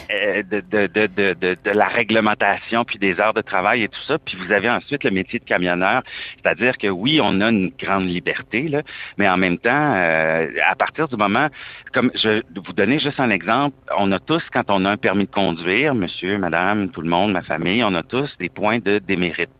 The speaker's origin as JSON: {"language": "French", "country": "Canada", "said": "je suis canadien"}